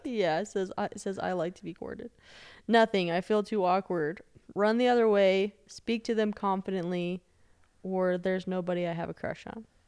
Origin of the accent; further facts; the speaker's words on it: Denver, Colorado, United States; I'm from Denver